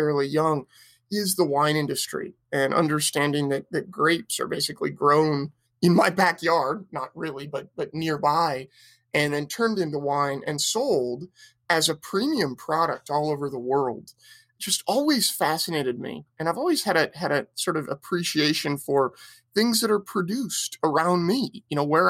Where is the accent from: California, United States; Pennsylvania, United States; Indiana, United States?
California, United States; Petaluma; I grew up in Sonoma County in a town called Petaluma, just north of San Francisco